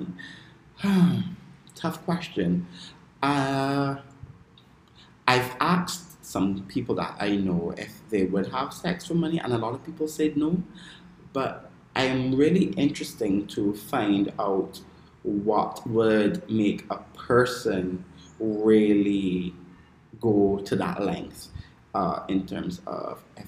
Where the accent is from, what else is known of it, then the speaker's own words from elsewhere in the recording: Barbados; I am from the island of Barbados